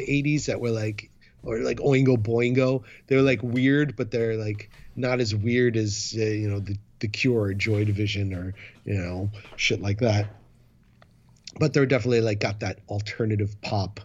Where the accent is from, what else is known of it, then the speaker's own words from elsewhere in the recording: New York City, New York, United States; now in Boston, United States; I'm from Manhattan